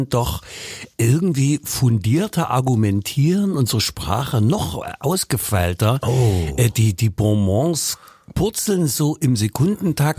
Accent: Leipzig, Saxony, Germany; Ich komme aus Leipzig Mitte und nicht aus Mainz

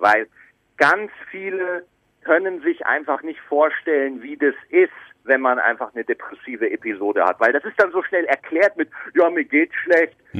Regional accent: Bavaria, Germany; now in Cologne, Germany; Ich bin dann von Bayern, also ich bin ja in Bayern geboren, bin dann nach Köln gezogen

